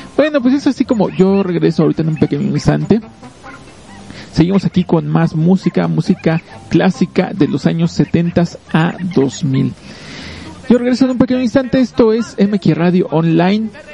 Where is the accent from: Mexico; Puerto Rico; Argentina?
Mexico; nosotros como mexicanos